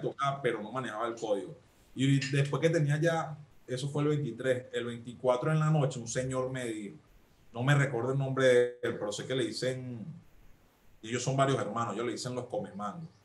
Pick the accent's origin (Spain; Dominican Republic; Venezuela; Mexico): Venezuela; Caracas, Capital District; yo nací en Caricuao